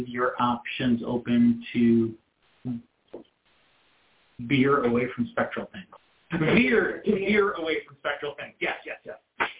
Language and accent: English; New York, United States; moved away; I grew up in New York